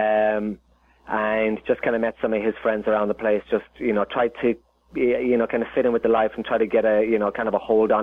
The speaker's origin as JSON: {"language": "English", "country": "Ireland", "tie": "born or raised there", "moved": "as an adult", "lives_now": "Los Angeles, United States", "said": "Growing up in Ireland"}